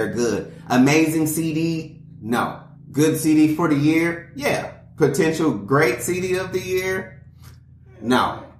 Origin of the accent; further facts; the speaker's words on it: Atlanta, Georgia, United States; I grew up in Atlanta.